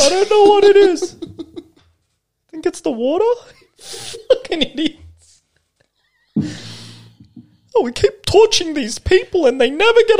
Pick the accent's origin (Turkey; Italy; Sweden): Turkey; I'm from Turkey.